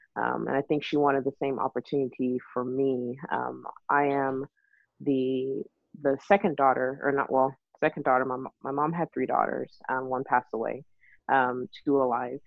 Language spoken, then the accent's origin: English; Texas, United States; also born or lived in Nigeria; I was born in Nigeria and raised in Texas